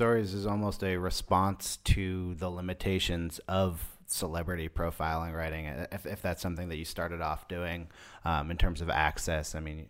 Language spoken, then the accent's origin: English; Berkeley, California, United States; My hometown.